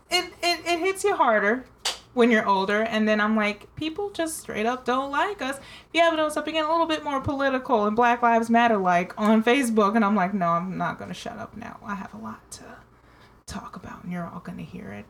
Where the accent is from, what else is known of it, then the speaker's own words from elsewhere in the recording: United States; I'm American.